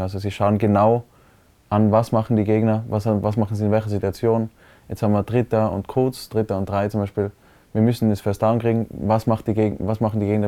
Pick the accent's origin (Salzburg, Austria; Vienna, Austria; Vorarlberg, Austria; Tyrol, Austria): Tyrol, Austria; Innsbruck; also born or lived in Hall in Tirol; ich habe in Innsbruck immer gewohnt, aber geboren bin ich in Hall